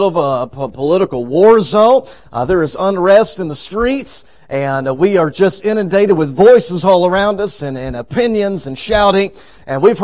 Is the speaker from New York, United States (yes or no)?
no; Texas, United States; moved away as an adult; now in Arkansas, United States; I was raised in Texas, as Pastor said, but for the past 6 years, we have lived in Arkansas